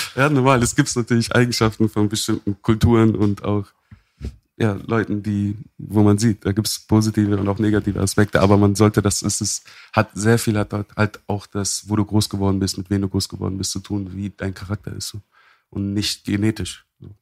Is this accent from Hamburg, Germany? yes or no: yes; Hamburg, Germany; born or raised there